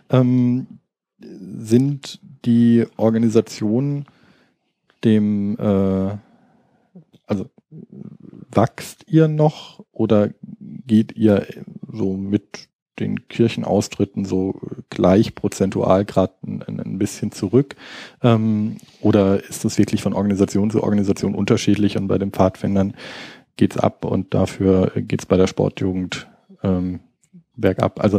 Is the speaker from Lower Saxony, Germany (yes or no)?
no; Baden-Württemberg, Germany; Also ähm, ich komme jetzt aus Baden-Württemberg, wo es diese Trennung sozusagen vom Baden, was äh, überwiegend katholisch ist und Württemberg, was überwiegend dann so die klassischen kalvinistischen äh, Protestanten sind